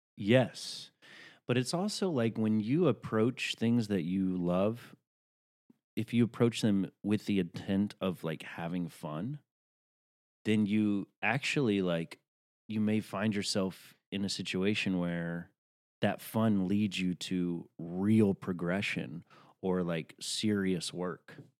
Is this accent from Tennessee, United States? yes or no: yes; Tennessee, United States; I'm from Tennessee